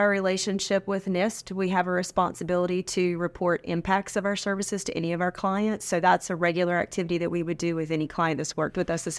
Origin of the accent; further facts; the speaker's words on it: Sanford, North Carolina, United States; moved away as an adult; now in South Carolina, United States; I'm originally from North Carolina.